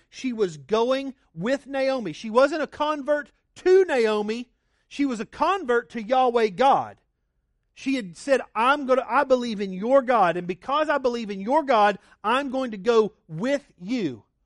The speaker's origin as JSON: {"language": "English", "region": "Oklahoma", "country": "United States", "tie": "born or raised there", "moved": "yes", "lives_now": "Arizona, United States", "said": "I grew up in Oklahoma where it's just chain link"}